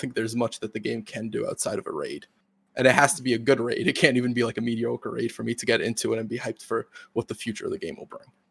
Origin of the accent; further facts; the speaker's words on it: United States; I'm an American